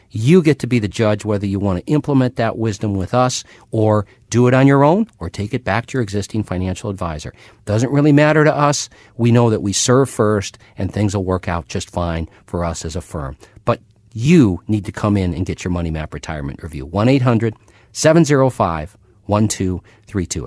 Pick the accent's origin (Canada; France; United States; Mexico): United States; Minnesota; When I was a kid growing up in Minnesota